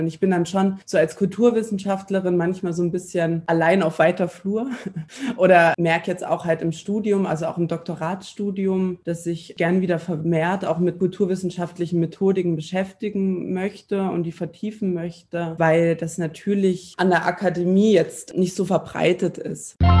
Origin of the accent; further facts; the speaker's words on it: East Germany, Germany; moved away as an adult; also born or lived in Tübingen, Baden-Württemberg; als Ostdeutsche